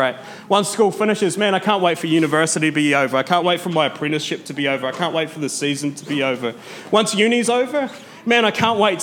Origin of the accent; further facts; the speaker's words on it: Mataura, Southland, New Zealand; moved away; I grew up in Matara, which is like a wee town. Like, it's a small town, about 50% unemployment.